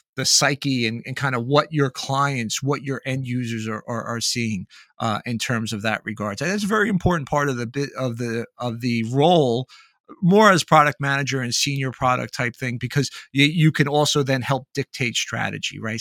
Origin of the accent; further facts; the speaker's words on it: Northeast, United States; I'm from the Northeast